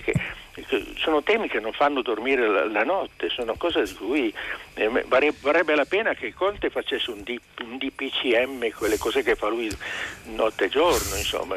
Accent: Turin, Piedmont, Italy; also born or lived in Asti; io sono torinese, sono artigiano, ma in realtà sono tor-, torinese. Quindi la mentalità piemontese

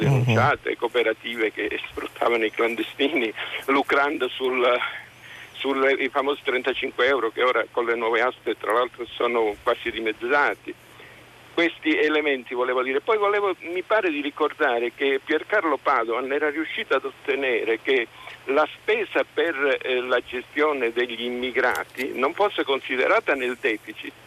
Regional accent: Calabria, Italy; io sono calabrese

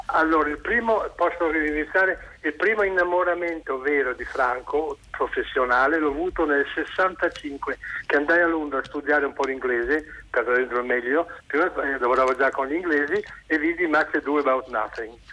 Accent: Milan, Lombardy, Italy; sono milanese

